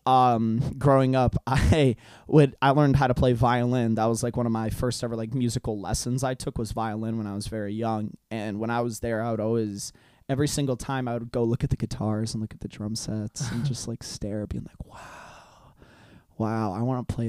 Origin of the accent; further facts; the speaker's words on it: Hungary; English is a second language; moved away; I'm from Europe. I'm from Hungary.